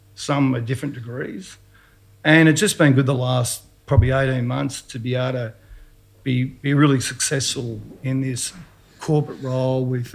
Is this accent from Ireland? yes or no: no; Dandenong, Victoria, Australia; I'm a kid from Dandy